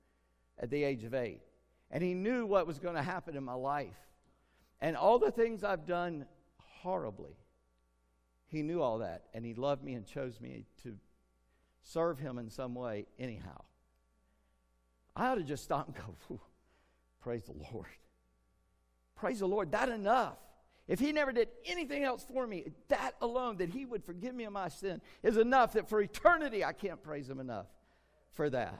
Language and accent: English; United States; we're American